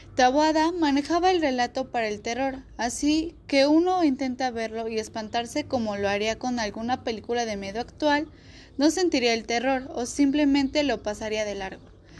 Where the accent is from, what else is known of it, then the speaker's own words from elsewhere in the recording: Mexico; como mexicanos conocer nuestra cultura